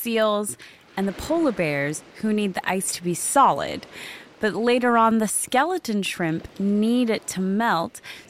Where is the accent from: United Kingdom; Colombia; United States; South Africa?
South Africa; when I was growing up in South Africa.